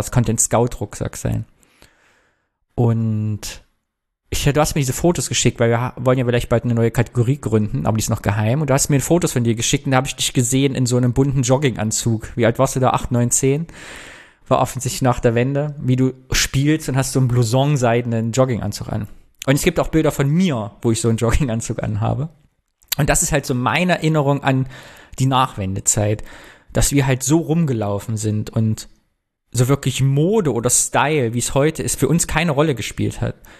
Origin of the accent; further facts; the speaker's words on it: Thuringia, Germany; now in Cologne, Germany; in Thüringen, wo ich herkomme